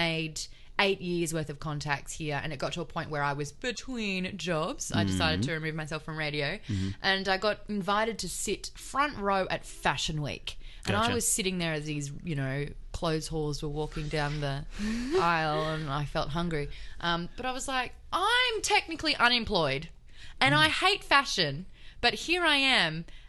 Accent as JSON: {"language": "English", "region": "Queensland", "country": "Australia", "tie": "born or raised there", "also_born_or_lived": "Sydney", "moved": "as an adult", "lives_now": "Los Angeles, United States", "said": "So I grew up in Queensland, moved to Sydney to pursue television"}